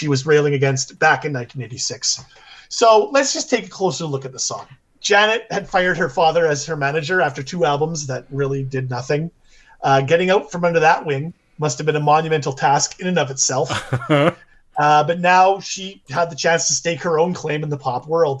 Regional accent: Canada; being in Canada, honestly, being Canadian

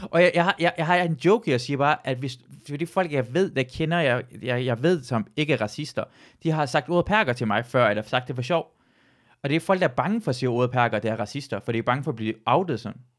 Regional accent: Iran; jeg føler ikke, at, at drille mig, at jeg er iraner, er sparket ned af, fordi jeg føler ikke, det er mindre værd ved iraner end dansk.

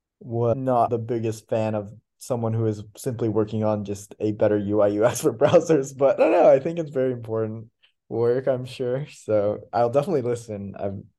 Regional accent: Troy, United States; And yeah, and I think growing up in Troy, I always thought you and everybody was, I think I lived a little bit of a different experience, not that different, but there wasn't any Japanese speakers.

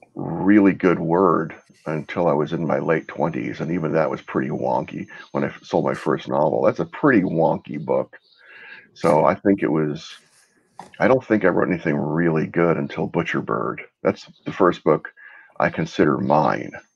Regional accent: Texas, United States; also born or lived in Brooklyn, New York; I was born in Brooklyn, moved to Texas when I was a kid

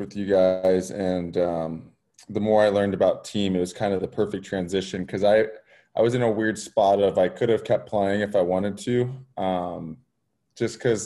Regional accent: California, United States; moved away as an adult; also born or lived in Denver; born and raised in California.

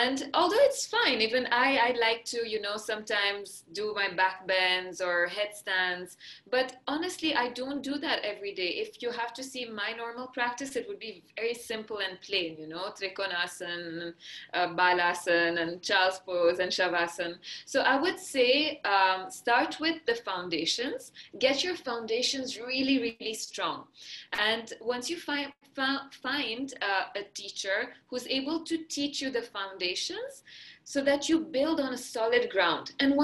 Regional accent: Maharashtra, India; first language Marathi; English is a second language; And my mother tongue is Marathi. So the state of Maharashtra, where Mumbai is, for example, is where we speak Marathi. So at home, we speak Marathi.

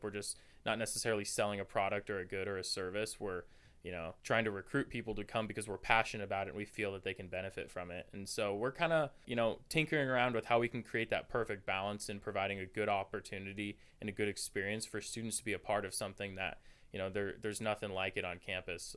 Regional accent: Camas, Washington, United States; moved away as an adult; now in Moscow, Idaho, United States; I'm a junior here at the University of Idaho from Camas, Washington, which is just north of Portland, Oregon

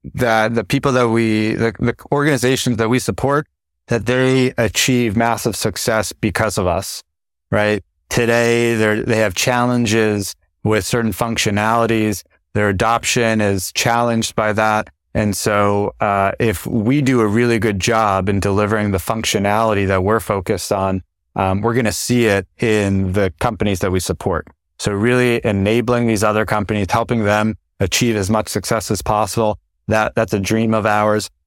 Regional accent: New Jersey, United States; I grew up in New Jersey

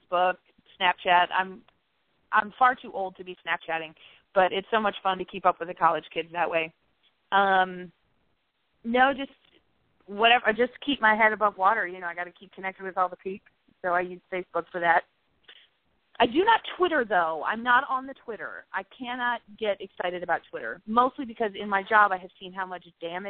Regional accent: Midwest, United States; now in Fayetteville, United States; I'm a Midwesterner at heart

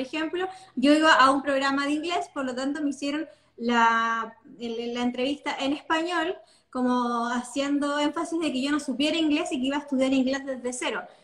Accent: Chile; also born or lived in Los Angeles, United States; yo así como no, Chile

